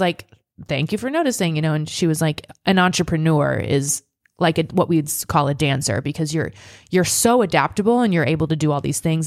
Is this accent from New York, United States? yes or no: no; Nebraska, United States; moved away; my hometown is the Fourth of July capital of Nebraska.